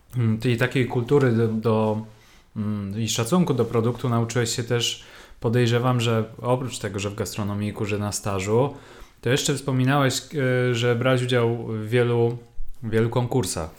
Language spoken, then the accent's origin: Polish; Łódź, Łódź Voivodeship, Poland; u nas w Łodzi